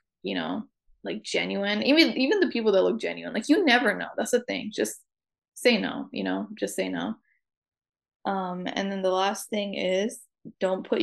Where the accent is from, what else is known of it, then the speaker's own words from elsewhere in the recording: New York, United States; since I grew up in New York